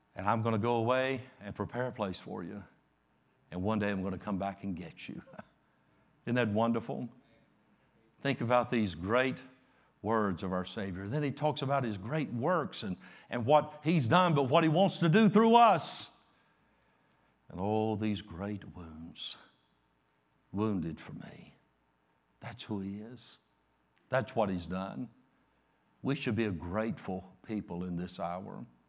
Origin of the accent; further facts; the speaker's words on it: United States; I'm an American